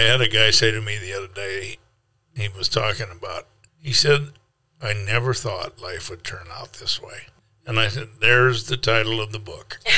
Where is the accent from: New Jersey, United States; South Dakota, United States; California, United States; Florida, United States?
South Dakota, United States; also born or lived in Minnesota; now in Kansas City, United States; a boy from South Dakota